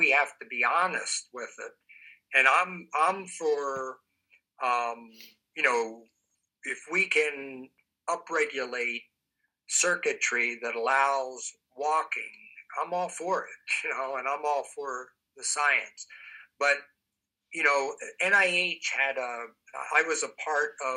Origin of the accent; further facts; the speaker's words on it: East Coast, United States; moved away; also born or lived in Midwest; I'm not originally from the Midwest. I'm from the East Coast. So I'm a transplant, if you will, to the Midwest